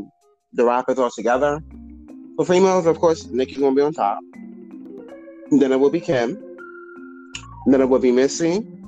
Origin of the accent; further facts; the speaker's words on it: New York, United States; I'm from New York too.